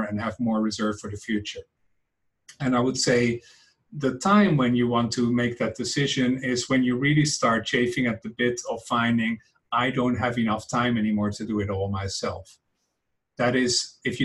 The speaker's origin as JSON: {"language": "English", "country": "Netherlands", "second_language": "English", "moved": "as an adult", "lives_now": "San Francisco, United States", "said": "as you can hear from my accent, I am not native to these American lands. I am from the Netherlands originally."}